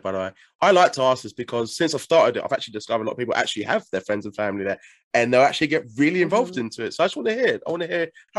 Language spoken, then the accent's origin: English; England, United Kingdom; I'm obviously from England